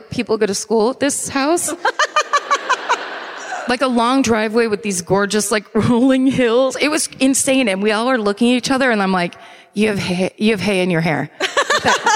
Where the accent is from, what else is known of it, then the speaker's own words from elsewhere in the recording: Sonoma County, California, United States; growing up in Sonoma County